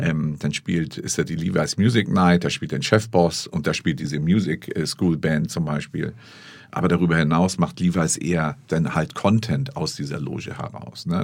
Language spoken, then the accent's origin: German; Hamburg, Germany; Ich bin aus Barmbek.